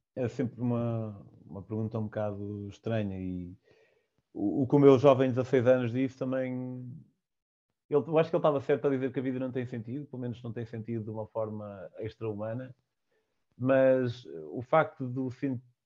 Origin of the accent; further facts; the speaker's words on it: Vale de Cambra, Aveiro District, Portugal; Eu sou de Valcambra e eles fazem lá vinho verde